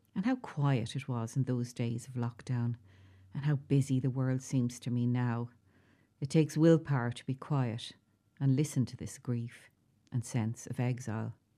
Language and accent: English; South-East Ireland, Ireland; also born or lived in Dublin / West Wicklow; now in County Waterford, Ireland; the accents in the southeast are the voices I grew up with.